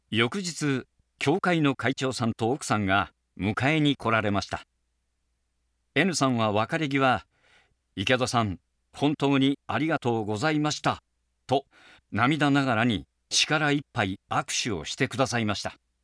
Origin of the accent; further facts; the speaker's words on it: Shiga, Japan; moved away; also born or lived in Niigata; 僕も滋賀出身なんですよ